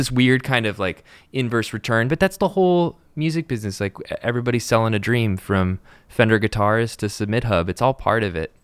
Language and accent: English; Encinitas, California, United States; interned at a record label in Encinitas, my hometown